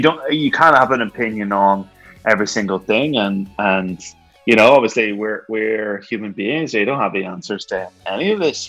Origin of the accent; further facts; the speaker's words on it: Ireland; I'm from Ireland. You know, we're from Ireland